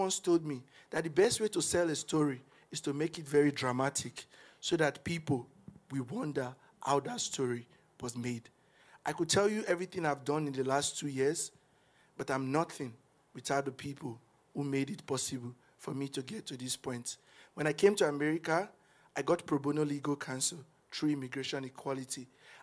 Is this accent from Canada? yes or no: no; Nigeria; moved away as an adult; now in United States; I'm from Nigeria